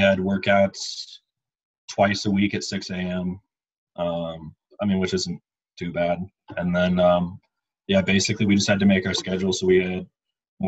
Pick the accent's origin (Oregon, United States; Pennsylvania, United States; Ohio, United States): Oregon, United States; Portland; moved away as an adult; also born or lived in Indiana / Arizona; I grew up just outside of Portland, Oregon.